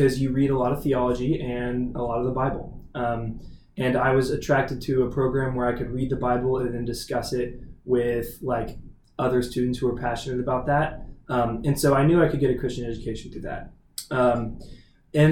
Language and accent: English; Dallas, Texas, United States; moved away as an adult; now in California, United States; I'm from Dallas, Texas